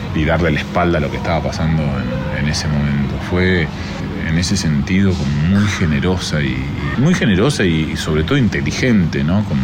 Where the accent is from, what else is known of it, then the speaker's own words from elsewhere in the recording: Burzaco, Buenos Aires Province, Argentina; soy actor, soy de Burlingame, Buenos Aires.